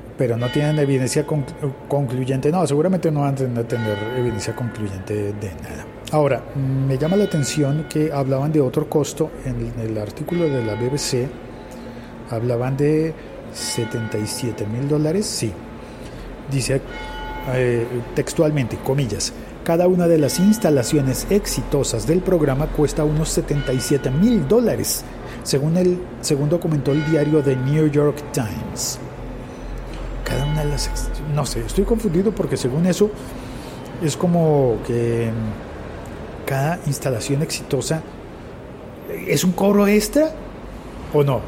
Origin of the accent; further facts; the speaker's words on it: Colombia; En Colombia, en mi país